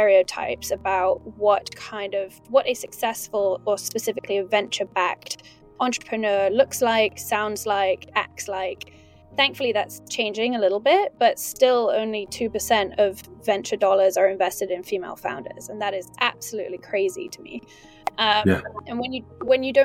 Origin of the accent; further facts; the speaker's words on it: London, United Kingdom; now in New York, United States; So I grew up in London. I'm from the UK. I now live in New York.